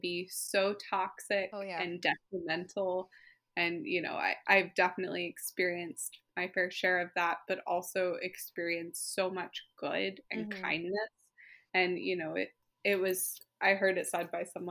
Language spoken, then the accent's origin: English; Alpharetta, Georgia, United States; I'm from Georgia. I'm used to, like, the humid Georgia heat